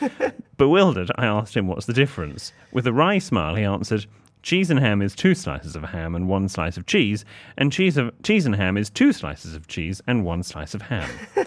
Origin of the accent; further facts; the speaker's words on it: Harrogate, Yorkshire and the Humber, United Kingdom; We're originally from Harrogate, which is around 20 minutes away from the golf balls and probably a town William would love.